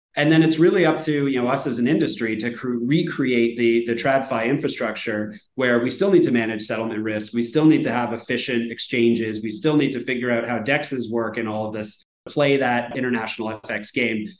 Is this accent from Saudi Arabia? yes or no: no; Canada; me as a Canadian